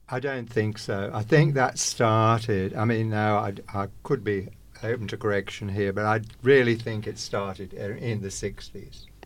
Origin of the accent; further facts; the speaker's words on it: England, United Kingdom; moved away as an adult; now in Australia; I was born in England, came to Australia in nineteen sixty-six.